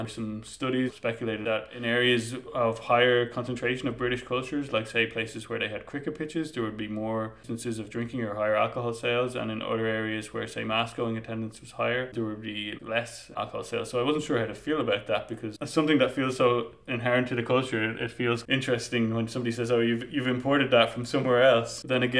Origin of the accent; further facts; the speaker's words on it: Ireland; now in Berlin, Germany; I'm from Ireland